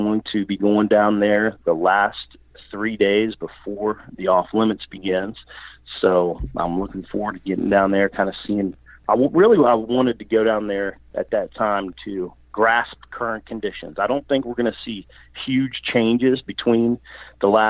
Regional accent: Virginia, United States; where I grew up in Virginia

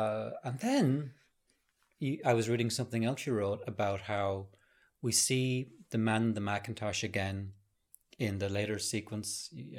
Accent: Norway; I'm from Norway, and I am now living far up north in the country.

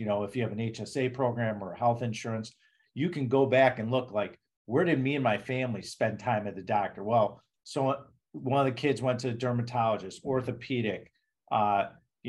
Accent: Chicago, Illinois, United States; accent: Chicago; moved away; Being from Chicago, even though I don't live there anymore, is my hometown.

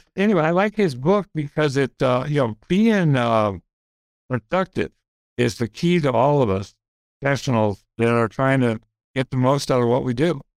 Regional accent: Grand Rapids, Michigan, United States; I grew up in Grand Rapids

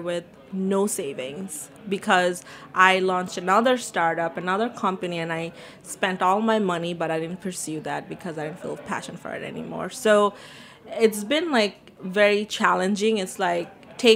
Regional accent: New York City, New York, United States; also born or lived in Bangladesh; I was born in Bangladesh, and I grew up in Queens

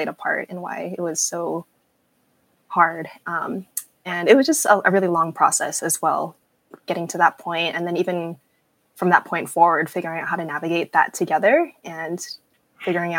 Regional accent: Southern California, United States; as like a young Asian girl, you know, growing up in Southern California, like a young Southern Californian pastor's kid

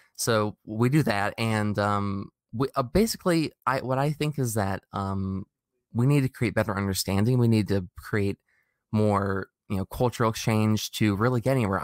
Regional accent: United States; growing up in America

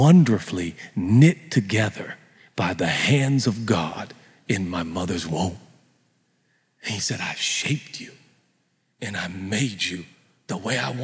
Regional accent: United States; we're American

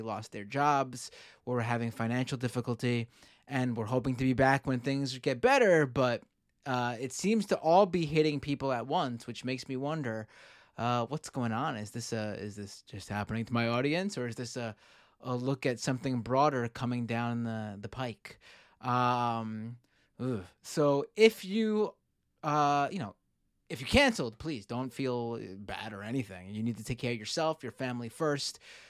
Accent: New York, United States; growing up in New York

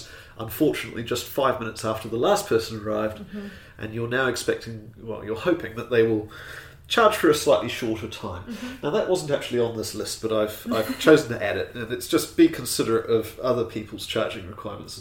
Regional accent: New Zealand; I, being a Kiwi

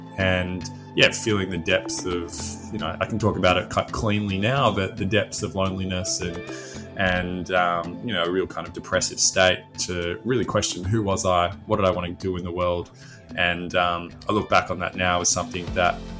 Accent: Sydney, New South Wales, Australia; moved away as an adult; also born or lived in Melbourne; I was born in Sydney at the Paddington Women's Hospital

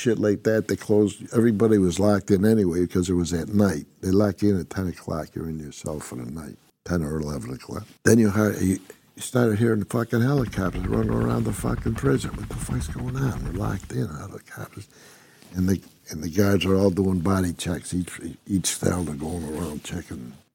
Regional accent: Utica, New York, United States; I'm from Utica, New York

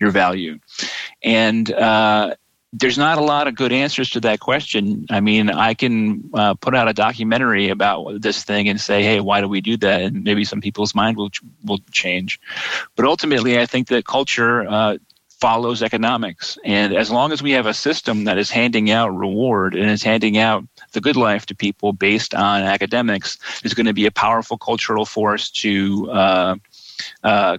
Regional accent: United States; I'm an American socialist

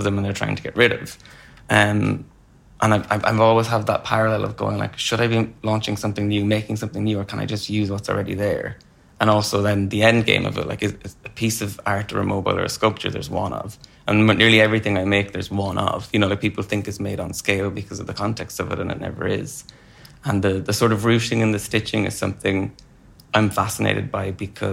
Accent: Wexford, Leinster, Ireland; moved away as an adult; now in London, United Kingdom; I'm from Wexford

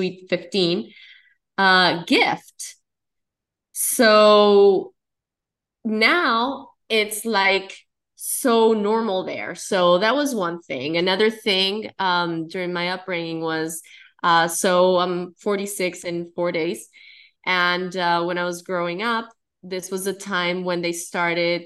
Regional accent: Colombia; I'm Colombian. I'm from South America. And, you know, the environment that I grew up in is Colombia

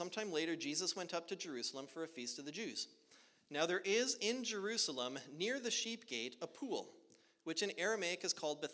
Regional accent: Edmonton, Alberta, Canada; moved away as an adult; now in Oklahoma, United States; I grew up in Edmonton, Alberta, Canada

